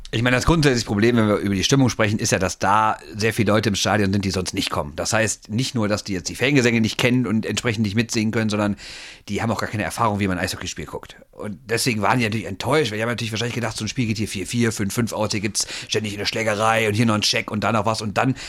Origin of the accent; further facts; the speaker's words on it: Düsseldorf, North Rhine-Westphalia, Germany; also born or lived in Neuss; ich bin in Düsseldorf geboren und raised, Düsseldorf, ne? Und äh, aber 1990 dann nach Neuss verschleppt worden von meinen Eltern